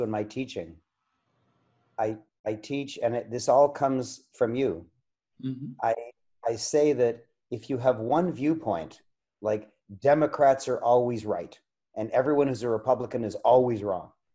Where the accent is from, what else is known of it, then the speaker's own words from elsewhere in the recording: Canada; I'm a Canadian